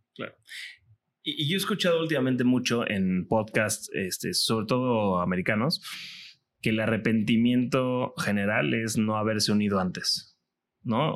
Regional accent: Cancún, Quintana Roo, Mexico; yo soy de Cancún de toda la vida

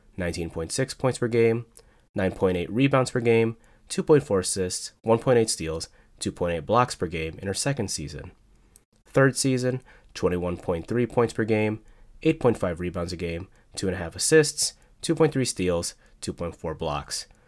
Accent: Chicago, Illinois, United States; the town that people associate Candace Parker with is my hometown, Chicago, Illinois

